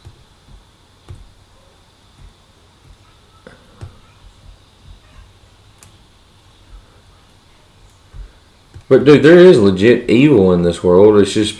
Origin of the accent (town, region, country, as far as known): United States